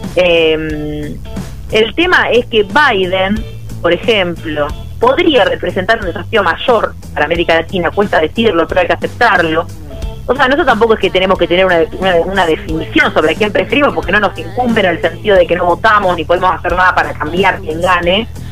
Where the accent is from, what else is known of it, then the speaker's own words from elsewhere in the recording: Argentina; tenemos como Argentina dos desafíos